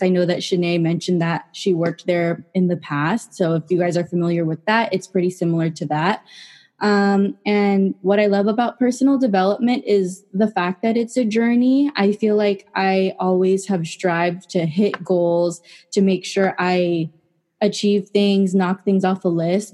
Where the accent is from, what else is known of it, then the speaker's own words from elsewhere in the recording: San Jose, California, United States; I am from San Jose, California